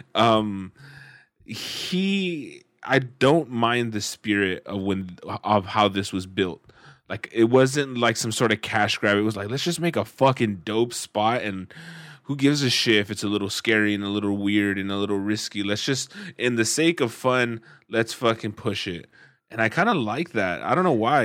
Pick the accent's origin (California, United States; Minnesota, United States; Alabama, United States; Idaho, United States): California, United States; Central Valley; growing up in the Central Valley